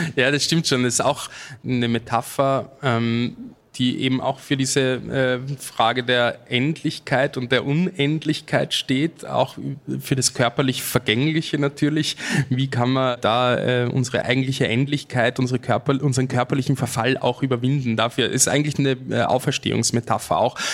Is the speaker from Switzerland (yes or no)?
no; Austria; als Österreicher